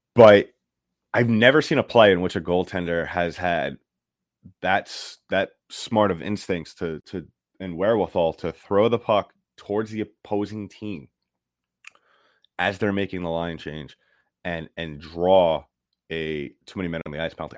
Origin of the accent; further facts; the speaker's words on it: New York, United States; I'm from New York